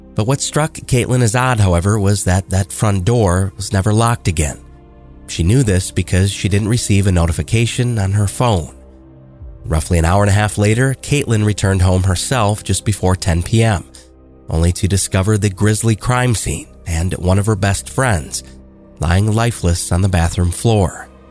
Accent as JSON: {"language": "English", "town": "Austin", "region": "Texas", "country": "United States", "said": "I'm from Austin, Texas"}